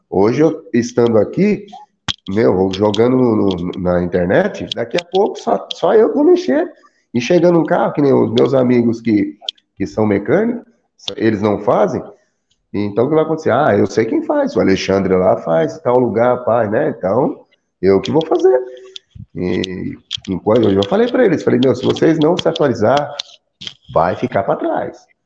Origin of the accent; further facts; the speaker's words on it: Santa Isabel, Brazil; É eu é isso? aqui de Santa Isabel.